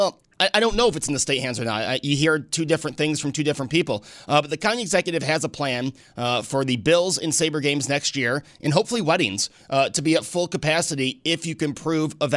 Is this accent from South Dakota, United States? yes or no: no; Northtowns, New York, United States; also born or lived in Buffalo, United States / Southtowns (Buffalo area), United States; So I grew up in the North Towns, went to school at Medi, lived in the city when I went to school